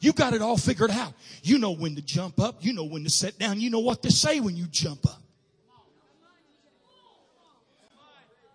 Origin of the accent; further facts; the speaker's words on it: Missouri, United States; I'm from Missouri